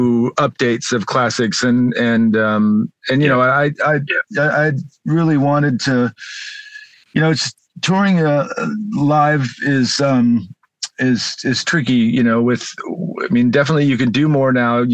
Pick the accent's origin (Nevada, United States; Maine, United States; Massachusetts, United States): Nevada, United States; Las Vegas; also born or lived in Southern California; now in California, United States; I grew up in Las Vegas and then have been in Southern California for a while